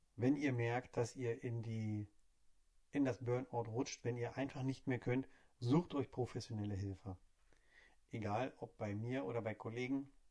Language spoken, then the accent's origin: German; Hamburg, Germany; ich komme aus Hamburg